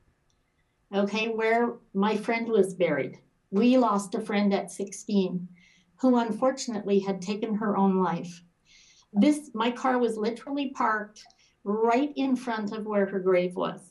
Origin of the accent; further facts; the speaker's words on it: Toronto, Ontario, Canada; also born or lived in Edinburgh, Scotland; now in Ottawa, Canada; I grew up in Toronto and then came back to Ottawa. And this is where I've lived my adult life